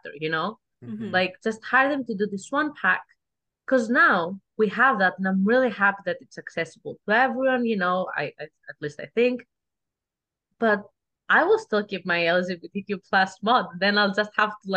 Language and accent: English; Greece; English is a second language; moved away; I am from Greece